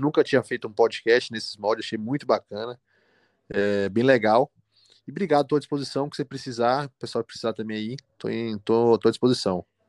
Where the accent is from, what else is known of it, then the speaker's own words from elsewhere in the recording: Salvador, Bahia, Brazil; moved away as an adult; now in Belo Horizonte, Brazil; atendo em Salvador, que é minha cidade natal